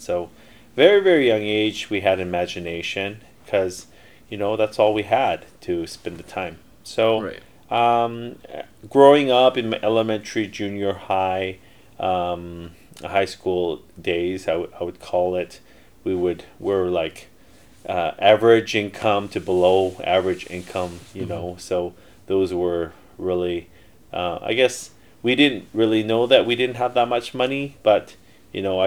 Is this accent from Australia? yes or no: no; Canada; first language Korean; English is a second language; also born or lived in Korea; I was born in Korea, but I came to Canada when I was 6 months old